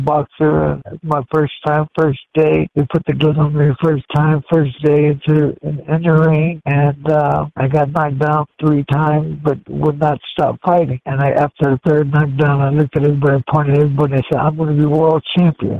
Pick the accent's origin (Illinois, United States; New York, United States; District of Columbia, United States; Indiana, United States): Indiana, United States; Gary; I was born in Gary, Indiana.